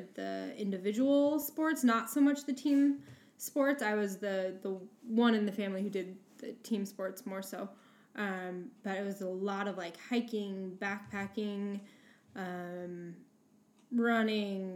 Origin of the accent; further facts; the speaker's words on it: Spokane, Washington, United States; also born or lived in Utah; So I'm from Spokane, Washington, grew up here